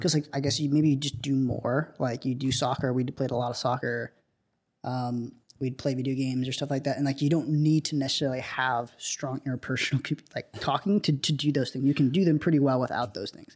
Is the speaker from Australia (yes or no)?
no; South India, India; moved away; my house in India